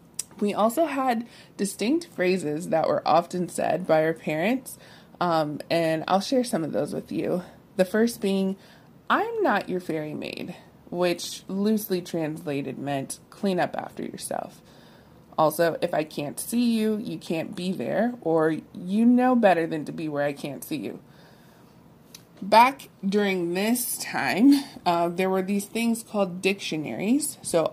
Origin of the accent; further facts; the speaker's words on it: Columbus, Ohio, United States; also born or lived in Michigan / California / Texas; I'm from Columbus, Ohio, but I've lived in several states, including Michigan, California, and most recently, Texas.